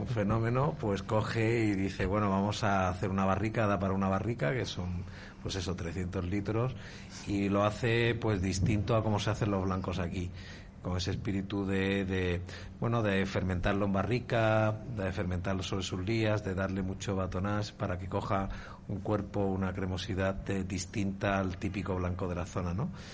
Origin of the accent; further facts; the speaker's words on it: Seville, Andalusia, Spain; now in Valladolid, Spain; Yo soy de Sevilla